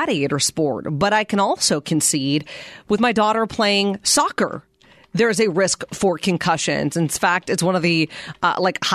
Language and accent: English; Western Pennsylvania, United States; I grew up in Western Pennsylvania.